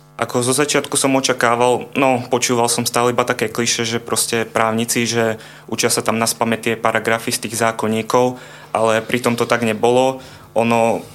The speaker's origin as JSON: {"language": "Slovak", "area": "area around Ružomberok", "region": "Žilina Region", "country": "Slovakia", "said": "pochádzam z okolia Ružomberka"}